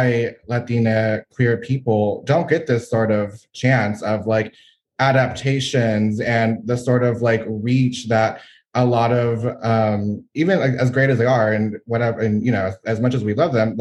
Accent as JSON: {"language": "English", "region": "Gulf Coast of Texas", "country": "United States", "tie": "born or raised there", "also_born_or_lived": "San Antonio, Texas", "said": "I am a Texan born and raised along the Gulf Coast. I'm currently residing in San Antonio, Texas"}